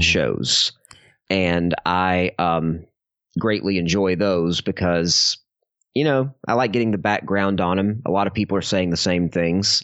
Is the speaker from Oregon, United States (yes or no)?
no; Alabama, United States; I'm from Alabama